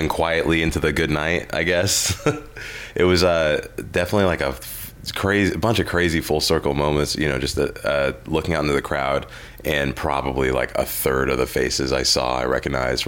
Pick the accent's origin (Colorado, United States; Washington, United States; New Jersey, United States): Washington, United States; Seattle; I grew up in Seattle